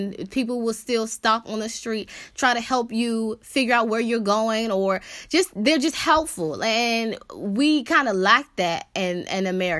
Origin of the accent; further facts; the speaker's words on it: United States; a lot of the perception of Americans is that we are entitled